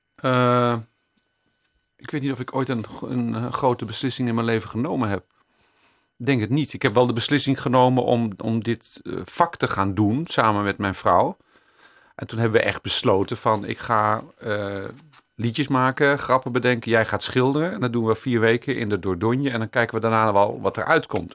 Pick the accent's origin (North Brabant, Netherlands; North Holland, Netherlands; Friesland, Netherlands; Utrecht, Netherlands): North Holland, Netherlands; Amsterdam; also born or lived in Jordaan, Amsterdam; Ik ben er geboren, daar ben ik trots op. Maar eh, ik ben na een jaar al verhuisd naar Amsterdam West